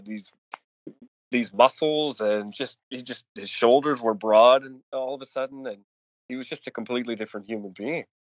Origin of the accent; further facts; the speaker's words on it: Cole Harbour, Nova Scotia, Canada; my hometown of Cole Harbor